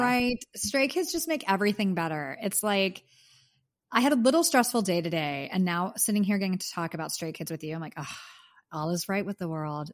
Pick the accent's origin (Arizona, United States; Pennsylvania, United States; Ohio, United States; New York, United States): Pennsylvania, United States; Pittsburgh; My hometown, Pittsburgh, P